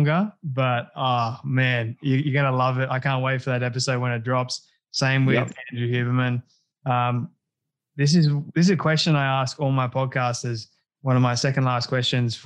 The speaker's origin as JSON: {"language": "English", "country": "Australia", "said": "I'm Aussie"}